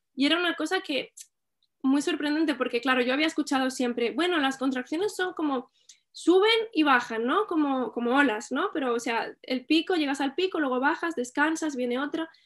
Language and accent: Spanish; Albacete, Castilla-La Mancha, Spain; now in L'Hospitalet de Llobregat, Spain; soy de Albacete, pero vivo en Hospitalet, en Barcelona